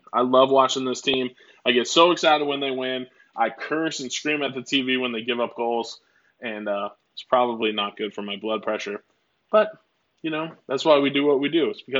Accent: Oregon, United States; also born or lived in Minnesota; now in Houston, United States; I was a pop guy because I'm from Oregon. Then I moved to Minnesota where everyone calls it soda. And, you know, then I kind of live in the South

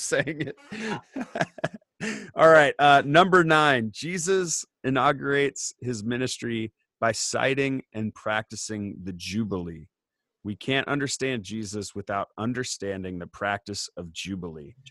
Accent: Indiana, United States; I grew up in Indiana and like I drive past the farm that I grew up on

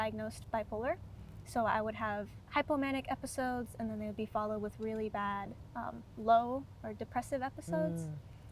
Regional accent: Muckleshoot Reservation, Washington, United States; I also am a member of the Muckleshoot and Cowlitz tribes, and I grew up on the reservation

